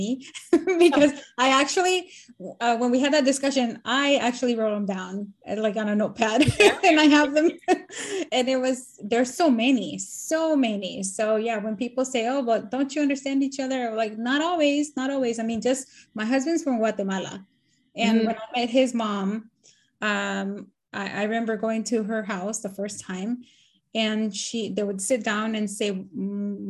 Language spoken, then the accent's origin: English; United States; also born or lived in Nicaragua; now in Maryland, United States; I've been here in the US since I was 7